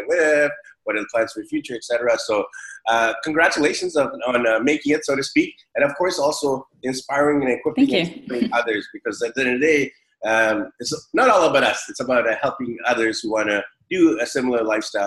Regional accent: Vancouver, British Columbia, Canada; now in Taiwan; I'm from Vancouver, and in Vancouver, we get this 8 months of cloud and gloominess.

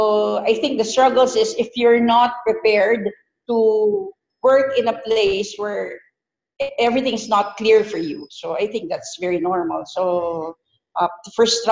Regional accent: Philippines; moved away as an adult; also born or lived in Doha, Qatar; being a Filipina

